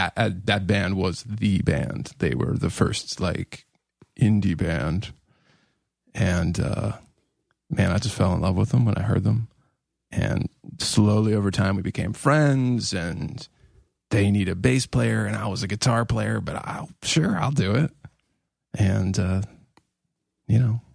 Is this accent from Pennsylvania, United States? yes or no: yes; Pittsburgh, Pennsylvania, United States; I'm from Pittsburgh